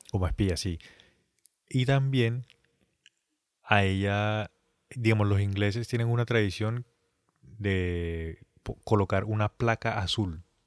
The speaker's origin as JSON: {"language": "Spanish", "country": "Colombia", "said": "nosotros siendo colombianos, pues digamos que nosotros ya tenemos una base en el colegio, en la universidad"}